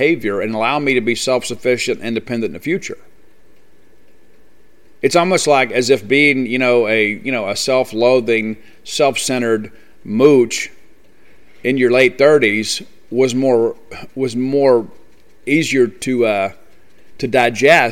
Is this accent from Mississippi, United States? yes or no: yes; South Mississippi, United States; I'm from South Mississippi